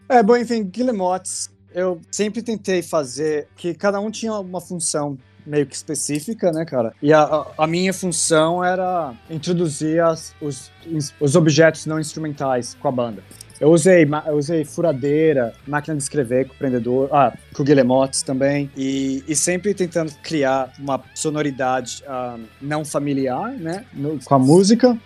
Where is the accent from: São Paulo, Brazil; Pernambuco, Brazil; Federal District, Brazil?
São Paulo, Brazil; moved away as an adult; also born or lived in England; como é que é crescer em São Paulo